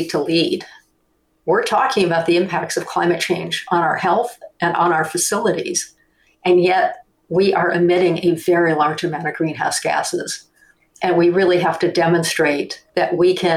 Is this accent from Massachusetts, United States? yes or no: no; Detroit, Michigan, United States; moved away; also born or lived in Europe; I grew up in Detroit